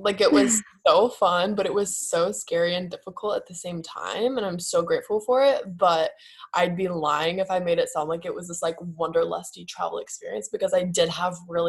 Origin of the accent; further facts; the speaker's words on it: West Virginia, United States; moved away as an adult; also born or lived in Nashville, Tennessee / California; now in Orange County, United States; I grew up originally in West Virginia. I was born in Nashville, lived there till I was 7, moved to West Virginia. And then when I was 18, moved to California